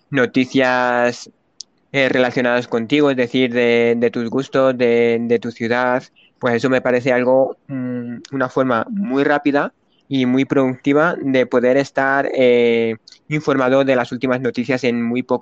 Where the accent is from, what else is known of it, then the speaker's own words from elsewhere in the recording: Spain; Yo soy español de España.